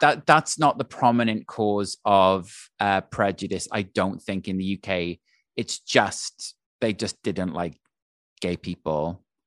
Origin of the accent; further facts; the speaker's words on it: Wales, United Kingdom; moved away as an adult; also born or lived in London; now in New York, United States; when I was growing up in Wales